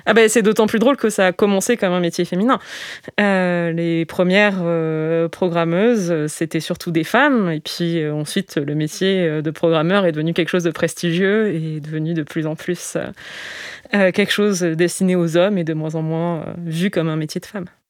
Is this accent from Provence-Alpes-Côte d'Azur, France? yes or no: yes; Digne-les-Bains, Provence-Alpes-Côte d'Azur, France; Alors j'ai grandi à Digne, Digne-les-Bains, la préfecture des Alpes de Haute-Provence